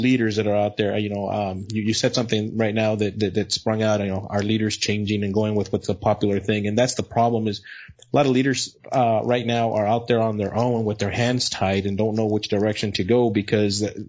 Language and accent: English; El Paso, Texas, United States; also born or lived in Odessa, Texas; I was born in El Paso, Texas